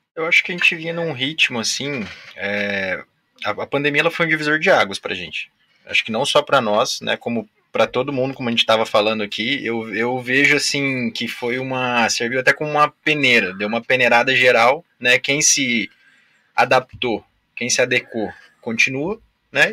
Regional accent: Foz do Iguaçu, Paraná, Brazil; also born or lived in Biratã; me considero de Foz, né? Porque sempre morei

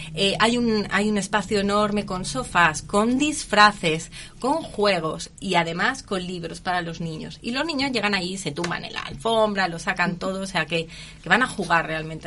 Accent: Spain; moved away as an adult; now in Curicó, Chile; yo soy española

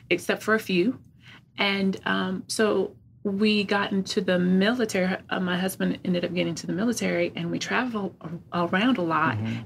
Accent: California, United States; I was young and I am from California

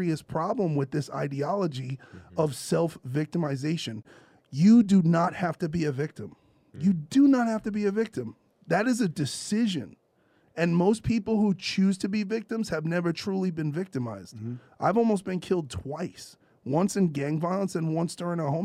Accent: New York City, New York, United States; moved away as an adult; now in Los Angeles, United States; I'm from New York City. I've lived in LA for 14 years.

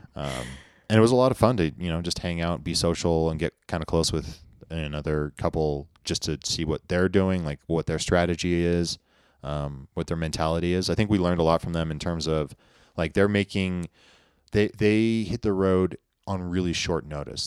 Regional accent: United States; I grew up in Lake Tahoe where there's lots of ski resorts

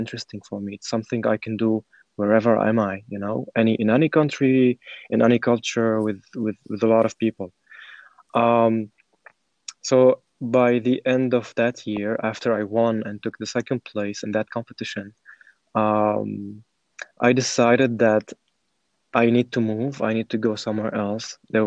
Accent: Damascus, Damascus Governorate, Syria; moved away as an adult; now in Netherlands; I was born and raised in Damascus, Syria, and I came to the Netherlands around 2 years ago

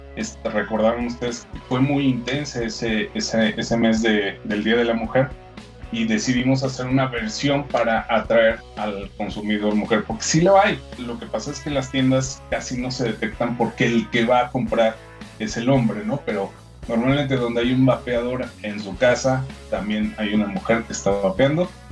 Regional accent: Mexico; somos una eh, pequeña compañía que llegó con, al mercado mexicano, siendo mexicanos obviamente

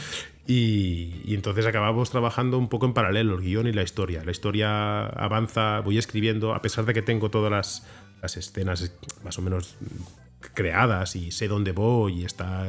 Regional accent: Barcelona, Catalonia, Spain; la ciudad en la que nací, soy de Barcelona, soy de Sants, y, conozco Barcelona y la quiero

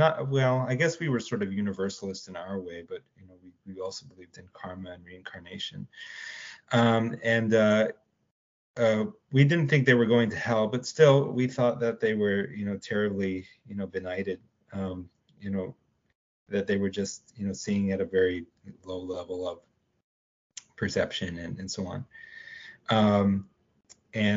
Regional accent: Dallas, Texas, United States; I was raised in Texas. I was raised in East Dallas

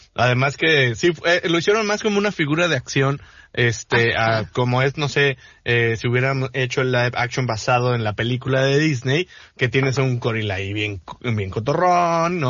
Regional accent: Mexico; also born or lived in Los Cabos, Baja California Sur; como mexicanos, como sociedad de, eh, hablo por los cabos, ¿no? Como ciudadano responsable de aquí

